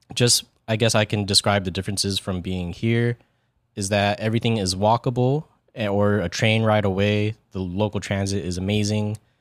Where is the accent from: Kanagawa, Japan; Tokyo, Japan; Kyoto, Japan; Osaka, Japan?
Kanagawa, Japan; Yokosuka; moved away; I was born in Yokosuka, Japan. It is in the Kanagawa Prefecture.